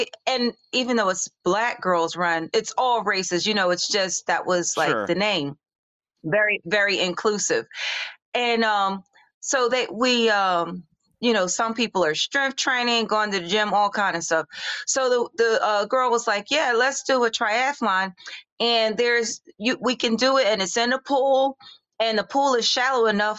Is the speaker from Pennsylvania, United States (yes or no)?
yes; Philadelphia, Pennsylvania, United States; now in Hope Mills, United States; I was born and raised in Philadelphia, but I live in North Carolina.